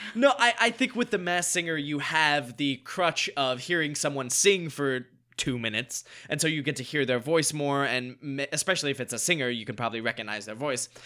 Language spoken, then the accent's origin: English; North Carolina, United States; moved away as an adult; now in Los Angeles, United States; grew up in North Carolina, went to college in North Carolina, came out here pursuing acting careers